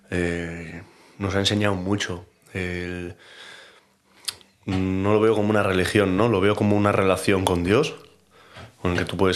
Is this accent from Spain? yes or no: yes; Basque Country, Spain; Yo nací en Miguel y Gastorza, ahí en, las Tres Cuestas. Pero ya con cuatro o tres añitos subimos aquí. Mi padre vive aquí en el 6. Y nos hemos criado ahí en el 6, en el primero.